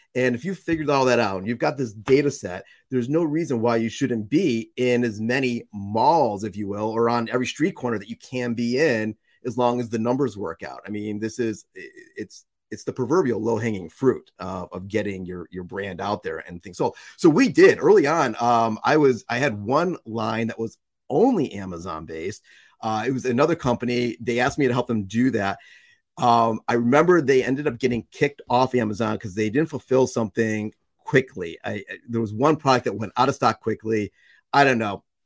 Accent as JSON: {"language": "English", "country": "United States", "tie": "born or raised there", "also_born_or_lived": "Russia", "said": "I was born and raised in the United States"}